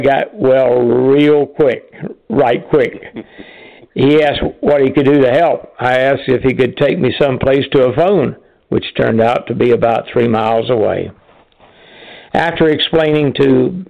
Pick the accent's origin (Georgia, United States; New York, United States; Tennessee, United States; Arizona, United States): Tennessee, United States; Knoxville; I thought it would be nice to be based there, as this was my hometown